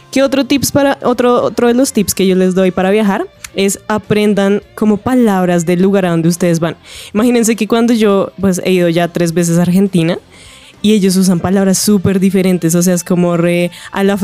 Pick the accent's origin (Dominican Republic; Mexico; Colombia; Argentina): Colombia